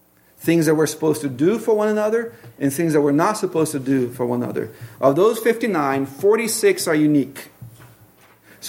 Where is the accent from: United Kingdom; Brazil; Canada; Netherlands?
Brazil; moved away as an adult; also born or lived in Tacoma, Washington; now in Pacific Northwest, United States; the culture I grew up in Brazil